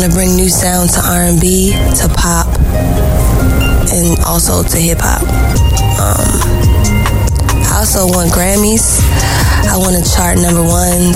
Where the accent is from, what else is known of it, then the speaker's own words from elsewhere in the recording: Baltimore, Maryland, United States; I'm from Baltimore, Maryland